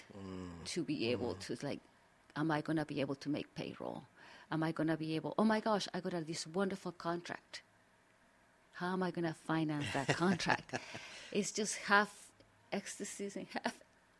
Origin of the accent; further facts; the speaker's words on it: Mexico City, Mexico; English is a second language; moved away as an adult; now in Washington, D.C., United States; I think you can tell by my accent that I'm not from the district. But I am from the Federal District of Mexico City